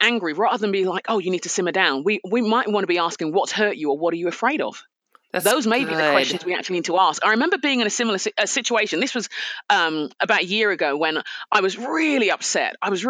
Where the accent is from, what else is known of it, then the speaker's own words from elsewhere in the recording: Nigeria; also born or lived in United Kingdom; You know, I'm a Nigerian. Yes. We respect our elders. It's what we do. I'm a Brit.